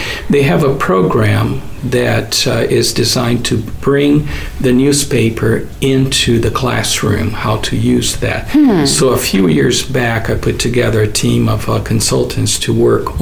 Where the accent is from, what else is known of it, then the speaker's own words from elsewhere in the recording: Brazil; moved away as an adult; now in United States; I am originally from Brazil